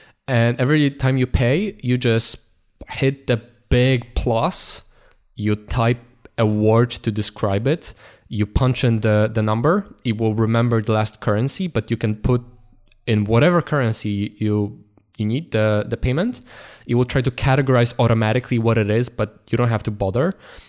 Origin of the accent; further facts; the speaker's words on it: Poland; English is a second language; Okay, so we are going from Poland through Germany. It was a road trip to Netherlands